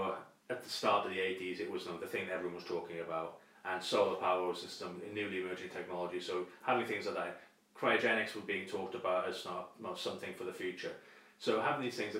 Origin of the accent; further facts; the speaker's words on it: United Kingdom; as a British student of medieval history